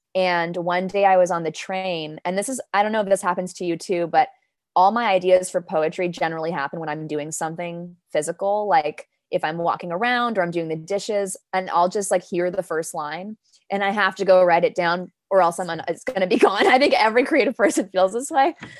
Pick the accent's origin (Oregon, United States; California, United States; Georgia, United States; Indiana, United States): California, United States; Los Angeles; first language Danish; English is a second language; moved away as an adult; also born or lived in Copenhagen, Denmark; now in New York, United States; I grew up in Los Angeles. So my family and I moved to Los Angeles from Copenhagen when I was four